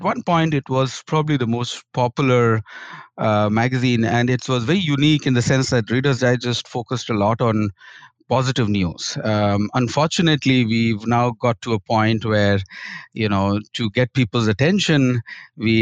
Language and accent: English; Kharagpur, West Bengal, India; I grew up in India in a state called West Bengal, and my first school was in a small town called Kharagpur.